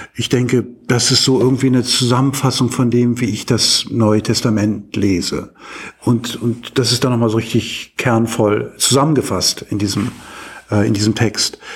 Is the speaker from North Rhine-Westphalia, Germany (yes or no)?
no; Hamburg, Germany; moved away as an adult; now in Uppsala, Sweden; ich bin ja ursprünglich Hamburger